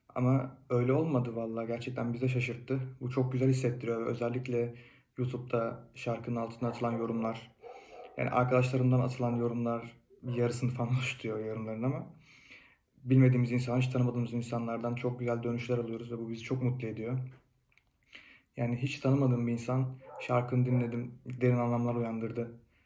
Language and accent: Turkish; Fethiye, Muğla, Turkey; moved away as an adult; now in Kütahya, Turkey